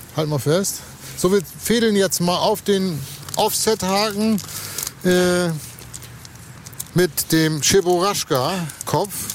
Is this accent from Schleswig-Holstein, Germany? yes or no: yes; Lübeck, Schleswig-Holstein, Germany; in meiner Heimatstadt hier ganz in der Nähe bin ich zur Schule gegangen, am Dom.